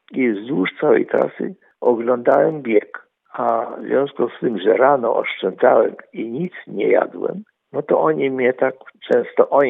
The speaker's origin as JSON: {"language": "Polish", "country": "Poland", "said": "ale ja jej mówię, że ja jestem z Polski"}